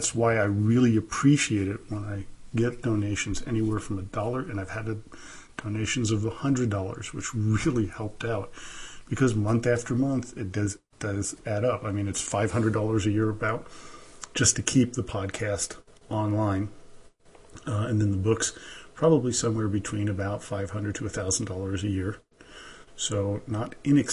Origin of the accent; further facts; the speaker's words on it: New York City, New York, United States; also born or lived in Germany / St. Petersburg, Russia; now in Reno, United States; I'm originally from New York City. By way of Germany and St. Petersburg, Russia, where my Russian side of the family comes from